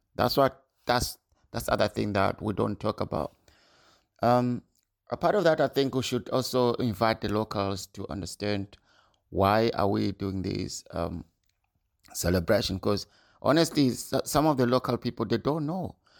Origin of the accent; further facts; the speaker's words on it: Zimbabwe; now in Scotland, United Kingdom; I was born in Zimbabwe, living in U K now, in Scotland, in U K for twenty-three years